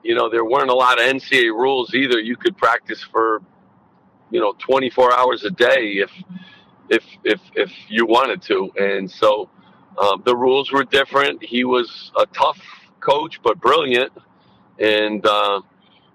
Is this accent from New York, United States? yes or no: no; Bristol, Connecticut, United States; I had nine brothers and sisters I grew up with in Bristol